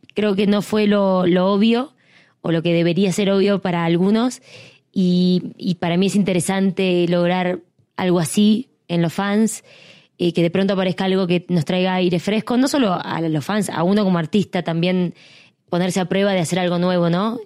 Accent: Argentina; la gente joven talentosa que hay en mi país

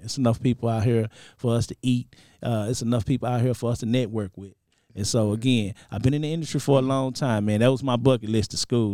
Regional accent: Dallas, Texas, United States; I'm from Dallas. I got a school in Dallas, Barber College.

